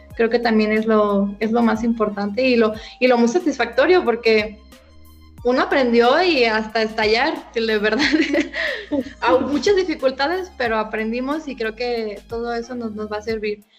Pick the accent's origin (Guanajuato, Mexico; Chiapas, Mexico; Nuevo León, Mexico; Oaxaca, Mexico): Guanajuato, Mexico; yo soy de, aquí de Guanajuato